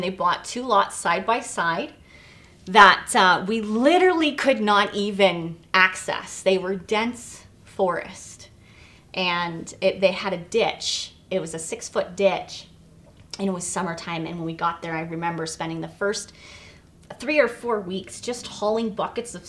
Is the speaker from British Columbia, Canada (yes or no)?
yes; Vancouver, British Columbia, Canada; also born or lived in Toronto, Canada; And I was born in Toronto, and my parents, when I was really young, we moved to Vancouver